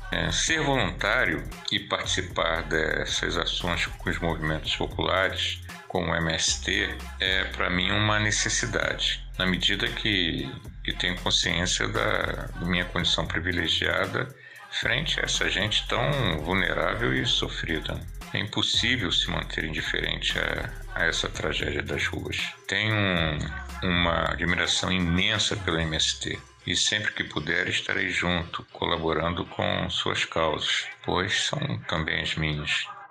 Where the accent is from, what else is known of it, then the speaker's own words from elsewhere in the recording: Rio de Janeiro, Brazil; sou da cidade do Rio de Janeiro e tenho 60 anos